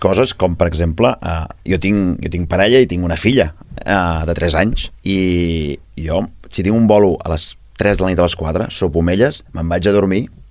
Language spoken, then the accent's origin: Catalan; Vic, Catalonia, Spain